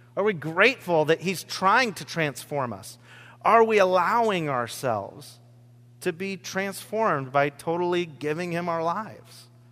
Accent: Rochester, Washington, United States; my farm that I grew up on in Rochester, Washington

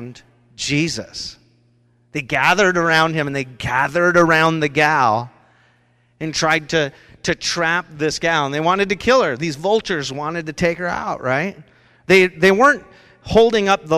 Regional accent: Rochester, Washington, United States; That's where I grew up. I grew up down in Rochester from the age of 4 to 15

